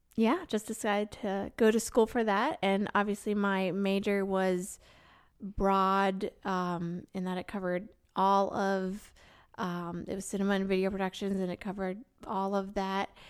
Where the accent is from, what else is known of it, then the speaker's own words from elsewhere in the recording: Maine, United States; moved away as an adult; also born or lived in South Carolina; I grew up in Maine